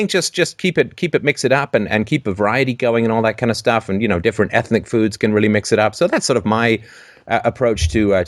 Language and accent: English; United Kingdom; I'm a British